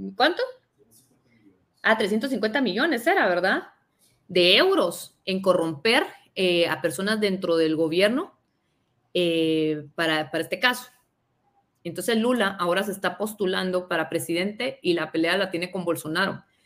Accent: Guatemala; nosotros somos de Guatemala

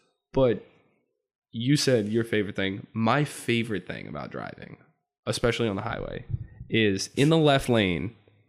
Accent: New Jersey, United States; but I'm also from Central Jersey.

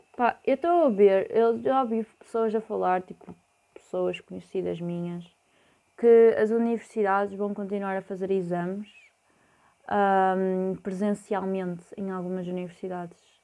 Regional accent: Porto, Norte, Portugal; eu sou do Porto

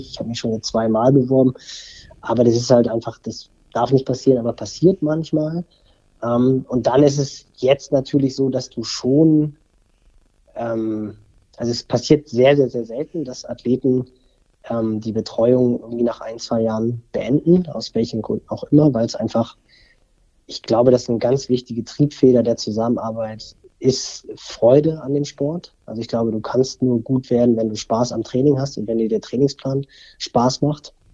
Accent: Barmstedt, Schleswig-Holstein, Germany; Ich bin ja im, in Barmstedt groß geworden, im Kreis Pinneberg, also hier im Speckgürtel von Hamburg.

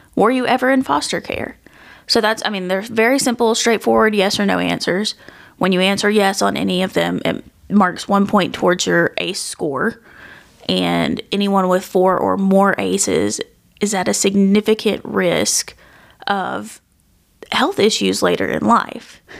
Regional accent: West Tennessee, United States; growing up in West Tennessee

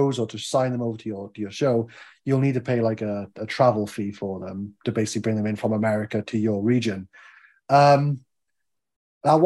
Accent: Wales, United Kingdom; I'm Welsh

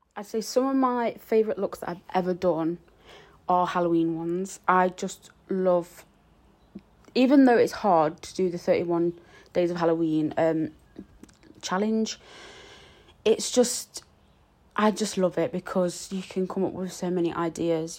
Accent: Nottingham, East Midlands, United Kingdom; I'm from Nottingham

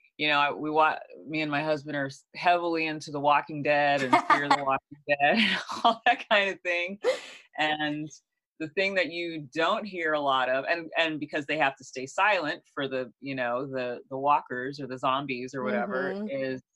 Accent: Rialto, California, United States; also born or lived in Los Angeles, United States; I always lived in California. I grew up in Rialto, which is less than halfway between here and Palm Springs.

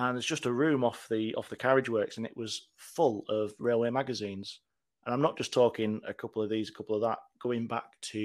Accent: Teesside, North East England, United Kingdom; also born or lived in Manchester; now in York, United Kingdom; I grew up in Teesside, and we've not really got that much around there

